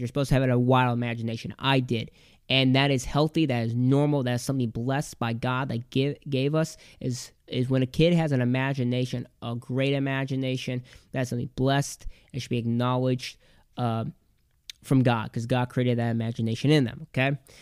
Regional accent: Michigan, United States; we lived in this little town in Michigan

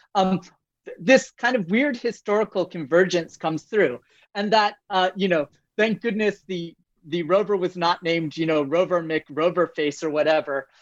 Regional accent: United States; moved away as an adult; also born or lived in France; now in Toronto, Canada; I'm an American by birth

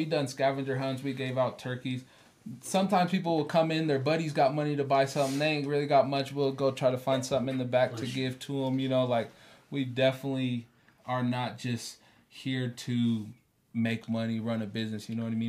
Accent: West Coast, United States; now in Pueblo, United States; we're from the West Coast.

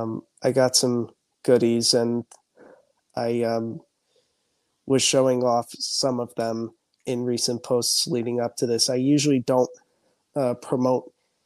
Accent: central New Jersey, United States; born or raised there

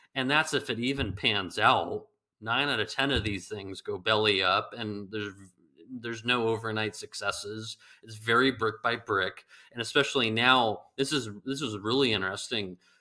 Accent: California, United States; moved away; the guy from California

